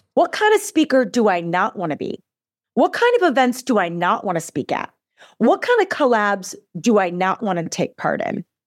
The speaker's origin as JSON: {"language": "English", "region": "Midwest", "country": "United States", "tie": "born or raised there", "moved": "yes", "lives_now": "Arizona, United States", "said": "I am born and raised in the Midwest. I live in Arizona now, but I'm a Midwestern girl."}